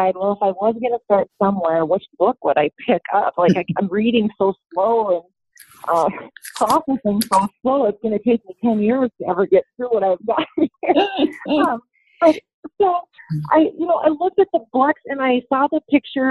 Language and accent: English; North Dakota, United States; I was raised in North Dakota. We had a small grain farm.